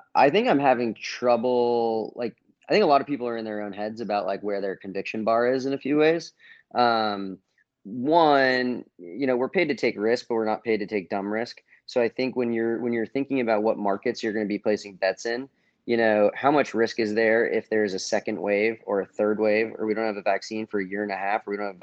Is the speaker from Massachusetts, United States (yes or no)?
yes; outside of Boston, Massachusetts, United States; moved away as an adult; also born or lived in Miami; I grew up in outside of Boston, but I wasn't in the heart of Boston